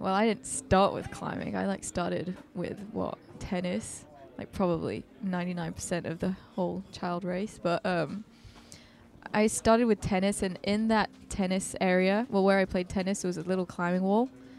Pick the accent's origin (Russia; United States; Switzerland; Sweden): Switzerland; German-speaking Switzerland; born there; So I was born in Switzerland, in the Swiss-German part. So I've got a Swiss passport.